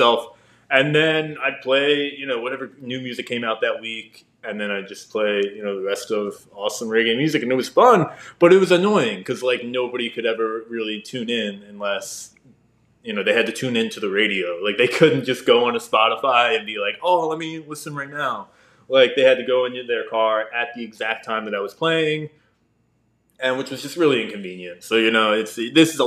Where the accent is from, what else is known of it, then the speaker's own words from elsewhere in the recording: New Jersey, United States; now in Tampa, United States; I'm from New Jersey originally